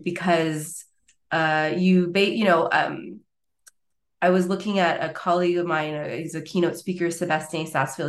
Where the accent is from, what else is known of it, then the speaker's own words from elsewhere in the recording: Montreal, Quebec, Canada; moved away as an adult; now in Basel, Switzerland; I was originally based from Montreal, Quebec.